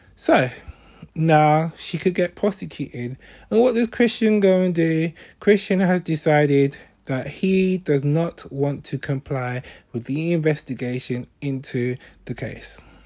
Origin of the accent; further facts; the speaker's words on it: London, United Kingdom; a Londoner